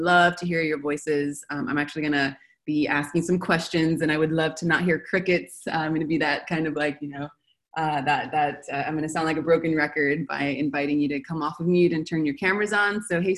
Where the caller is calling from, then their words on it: Buenos Aires, Argentina; So I'm calling from Buenos Aires